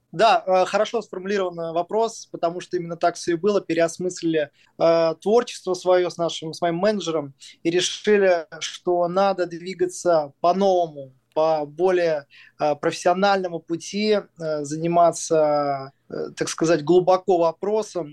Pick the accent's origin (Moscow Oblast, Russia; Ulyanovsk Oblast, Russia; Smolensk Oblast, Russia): Smolensk Oblast, Russia; Smolensk; о моем родном городе, о городе Смоленске